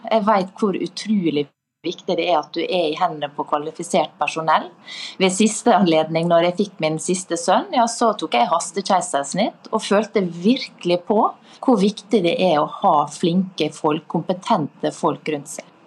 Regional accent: Møre og Romsdal, Norway; Møre og Romsdal, der jeg kommer fra

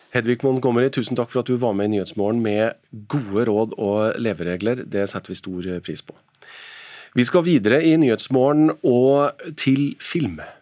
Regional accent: Trøndelag, Norway; som trønder

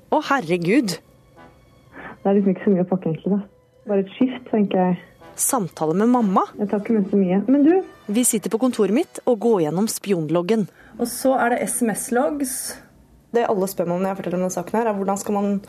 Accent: Moss, Østfold, Norway; Vi er fra Moss.

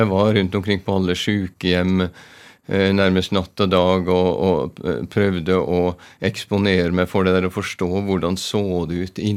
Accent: Trondheim, Trøndelag, Norway; also born or lived in Ålesund; Jeg har røtter på Vestlandet, men eh, jeg vokste opp for de fleste av skoleårene. Jeg eh, var i Trondheim, men første førskole var i eh, Ålesund.

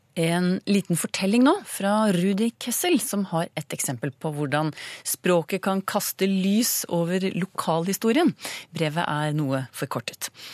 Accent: Eastern Norway, Norway; accent: East Norwegian; Jeg snakker jo østlending

